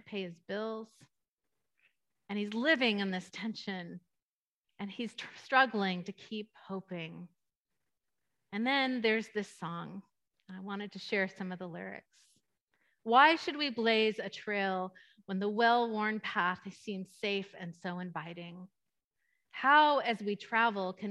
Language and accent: English; East Bay, California, United States; moved away as an adult; now in Ladera, United States; the East Bay where I grew up